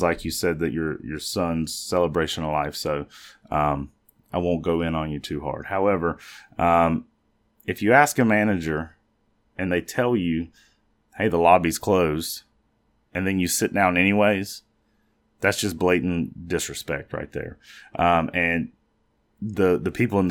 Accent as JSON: {"language": "English", "country": "United States", "tie": "born or raised there", "said": "Growing up in the Charlotte, York County area, one of my favorite things to do was every morning listen to the Ace and TJ show based out of Charlotte"}